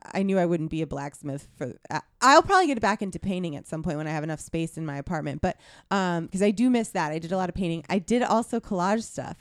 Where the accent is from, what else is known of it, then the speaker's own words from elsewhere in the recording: hometown of the Llanerch Diner, Pennsylvania, United States; my hometown diner is the Lanark Diner where they filmed Silver Linings Playbook